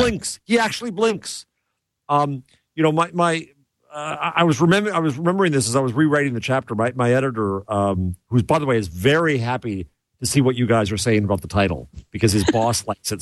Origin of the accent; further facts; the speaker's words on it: United States; I'm American